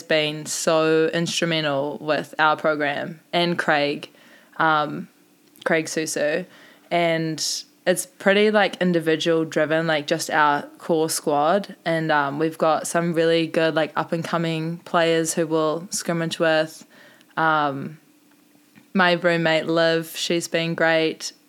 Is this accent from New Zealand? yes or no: yes; South Island, New Zealand; now in Mount Maunganui, New Zealand; I'm from the South Island, which is, like, strictly indoor, not much beach